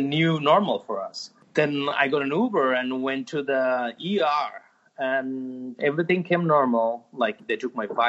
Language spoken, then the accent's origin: English; Dhaka, Dhaka Division, Bangladesh; English is a second language; moved away as an adult; also born or lived in Turkey; now in New York City, United States; I was born and raised most of my life in Dhaka, actually.